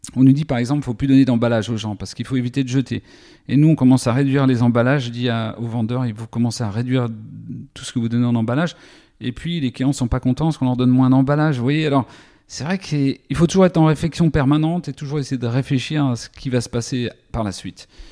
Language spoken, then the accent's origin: French; Lure, Bourgogne-Franche-Comté, France; J'ai grandi à Lure, donc entre Vesoul et Belfort dans la Haute-Saône